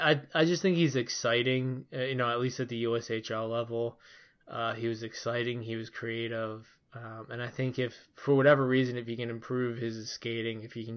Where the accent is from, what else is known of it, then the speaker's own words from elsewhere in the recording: Philadelphia, Pennsylvania, United States; And since I was born raised in Philadelphia and also until the Chuck Fletcher era, a pretty big Flyers fan, that definitely makes sense to me.